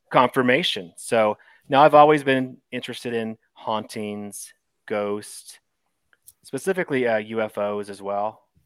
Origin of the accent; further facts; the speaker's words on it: Eastern Kentucky, United States; growing up in Eastern Kentucky with your grandparents there